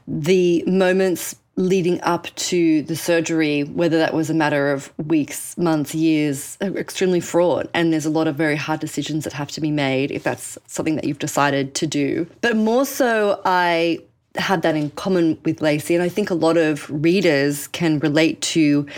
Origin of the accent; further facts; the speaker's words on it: Sydney, New South Wales, Australia; moved away as an adult; now in New York, United States; I jettisoned myself from Sydney, Australia, I'm Australian, spoiler alert, to New York and really built up my life here